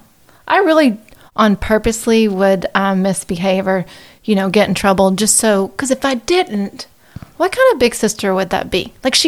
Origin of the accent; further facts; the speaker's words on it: Texarkana, Texas, United States; now in Dallas, United States; So I live in Dallas, originally from Texarkana.